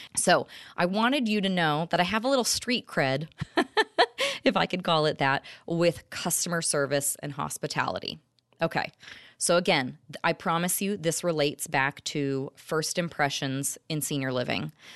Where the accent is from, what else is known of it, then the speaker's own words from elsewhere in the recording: Orange County, California, United States; I'm originally from Orange County, California